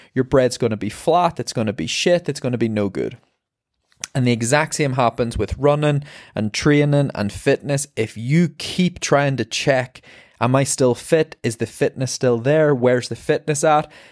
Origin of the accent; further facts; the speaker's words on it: Ireland; I'm an Irish marathon runner